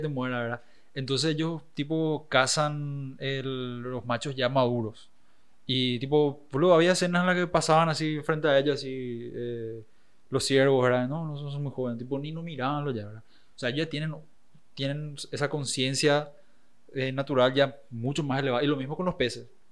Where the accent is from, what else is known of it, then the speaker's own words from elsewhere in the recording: Paraguay; siempre digo Sudamérica ya porque es cansador explicar que soy de Paraguay.